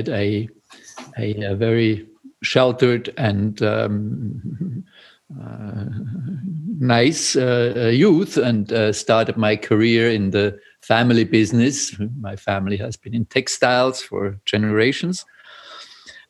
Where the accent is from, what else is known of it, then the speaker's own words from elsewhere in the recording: Switzerland; English is a second language; also born or lived in Vienna, Austria; I was born in Austria, in Vienna, but grew up in Switzerland, and that's where I live